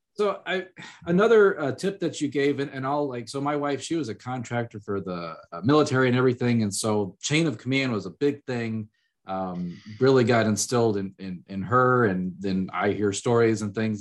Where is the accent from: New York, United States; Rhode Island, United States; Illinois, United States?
Illinois, United States; moved away as an adult; also born or lived in Manhattan, Kansas; I grew up in Illinois